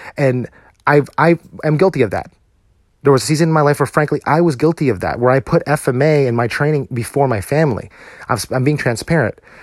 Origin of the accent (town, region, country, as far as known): United States